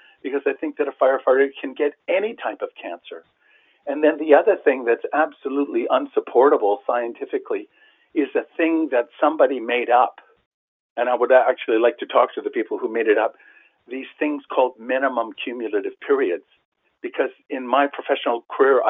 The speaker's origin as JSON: {"language": "English", "country": "Canada", "said": "a Canadian, as a tax-paying Canadian citizen"}